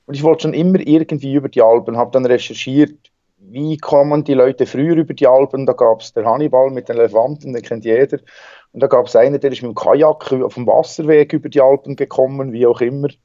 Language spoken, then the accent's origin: German; Bern, Switzerland; Ja, ich komme aus der Schweiz, aus dem Berner Seeland. Bin da am See aufgewachsen, geboren.